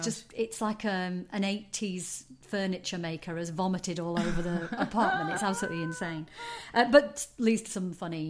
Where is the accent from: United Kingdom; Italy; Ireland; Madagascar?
United Kingdom; I think being a Brit